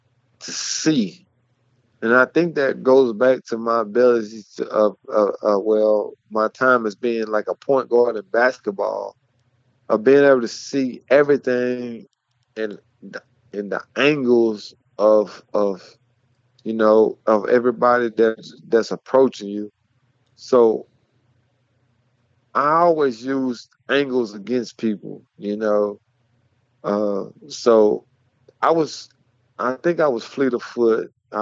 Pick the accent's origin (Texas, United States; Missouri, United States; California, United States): Texas, United States; Mart; Well, like I say, growing up in Mart, everyone's a Mart Panther.